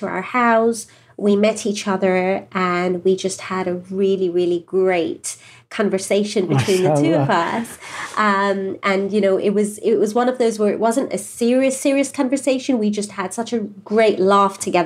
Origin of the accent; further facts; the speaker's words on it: England, United Kingdom; moved away as an adult; now in Southern California, United States; we're from England originally, and we've only been here a couple of years